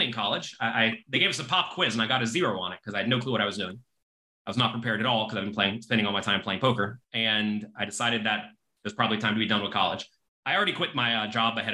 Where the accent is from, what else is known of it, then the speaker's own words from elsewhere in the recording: Florida, United States; now in New York City, United States; I am American. I was born in Florida, but I live in New York City now.